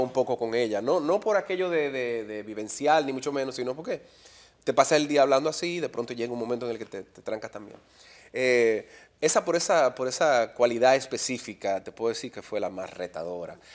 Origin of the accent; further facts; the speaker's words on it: Dominican Republic; also born or lived in Miami; habiendo regresado a República Dominicana